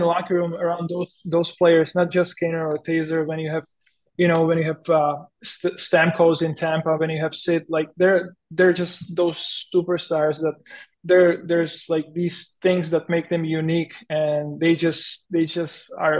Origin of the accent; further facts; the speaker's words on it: Chomutov, Ústí nad Labem Region, Czechia; English is a second language; now in Chicago, United States; I came from Chomutov, which is a really small industrial city. You know, you know, like the streets are almost always empty, and you come into Chicago where the traffic is crazy